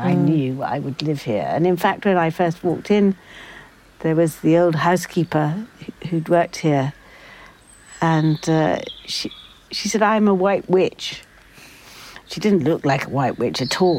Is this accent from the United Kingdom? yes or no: yes; United Kingdom; We're very British.